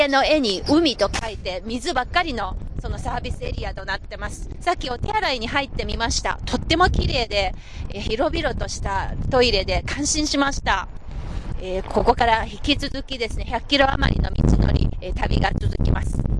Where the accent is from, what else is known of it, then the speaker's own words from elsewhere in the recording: Anhui, China; moved away; 私のふるさとの安徽省の村